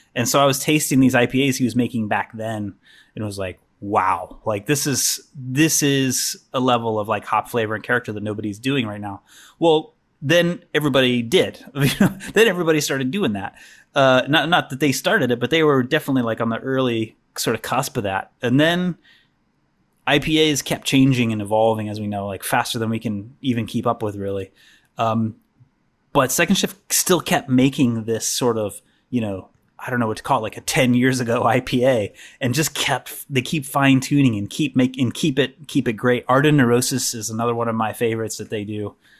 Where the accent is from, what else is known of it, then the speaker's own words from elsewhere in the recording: the Ozarks, United States; moved away; I'm originally from the Ozarks, but this is a different part of the Ozarks.